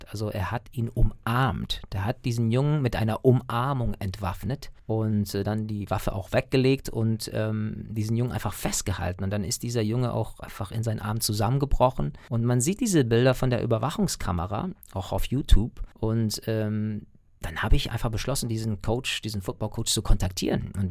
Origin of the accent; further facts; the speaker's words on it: United States; Natürlich, ich bin ja Amerikaner, ich habe ja auch eine, einen US-Pass und einen irischen Pass, aber ich lebe ja nicht da.